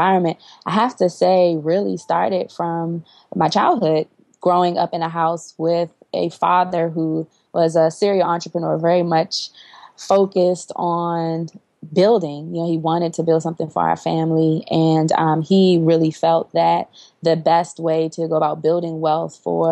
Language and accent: English; Washington, District of Columbia, United States; was born and raised in Washington, D.C.